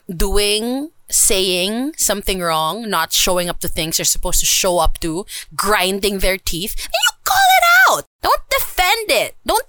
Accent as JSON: {"language": "English", "country": "Philippines", "said": "I love my country. I love being Filipino. But we have to admit that it sucks to live here."}